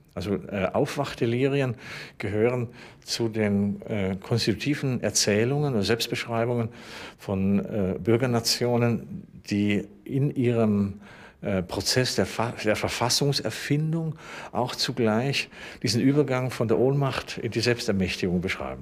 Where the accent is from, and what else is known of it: Germany